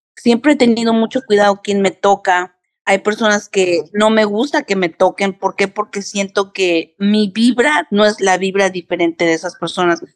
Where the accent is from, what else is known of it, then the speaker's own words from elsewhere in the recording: New York, United States; also born or lived in Mexico; now in San Antonio, United States; Soy de nacionalidad mexicana, nací en México, criada en Nueva York